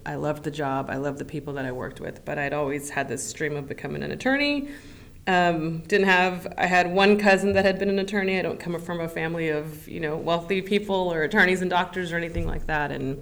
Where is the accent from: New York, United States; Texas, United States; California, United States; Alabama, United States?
Texas, United States; San Antonio; moved away as an adult; now in Austin, United States; I grew up in San Antonio